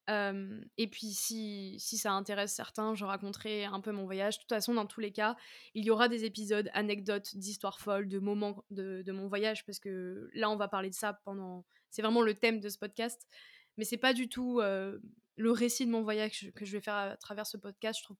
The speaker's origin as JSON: {"language": "French", "region": "southern France", "country": "France", "said": "je viens du sud de la France, même si j'ai beaucoup bougé dans ma vie."}